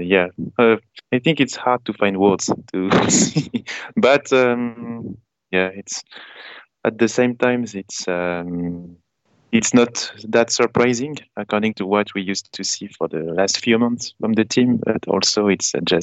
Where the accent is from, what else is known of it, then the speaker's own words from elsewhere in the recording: Paris, Île-de-France, France; I am from, I'm from Paris. So I'm one of these guys who is in Paris